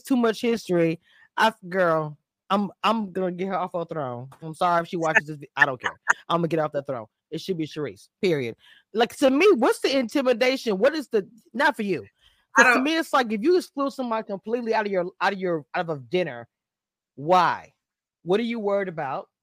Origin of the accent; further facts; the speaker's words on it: Louisiana, United States; I'm from Louisiana